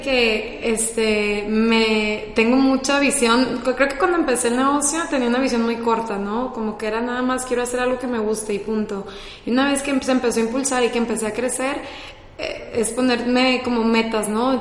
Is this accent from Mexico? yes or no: yes; Culiacán, Sinaloa, Mexico; soy de Culiacán, Sinaloa